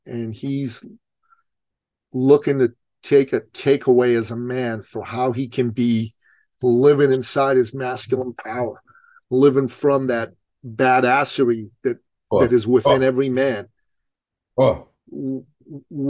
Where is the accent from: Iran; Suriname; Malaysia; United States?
Iran; moved away; I grew up in Iran